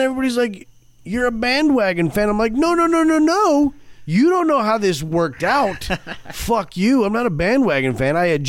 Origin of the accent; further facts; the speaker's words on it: Michigan, United States; moved away; But I'm from Michigan originally.